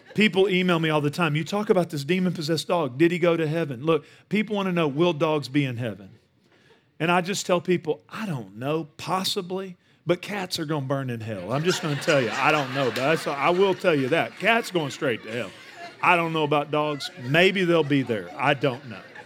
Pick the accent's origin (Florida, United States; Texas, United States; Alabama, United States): Texas, United States; Northeast; I grew up in Northeast Texas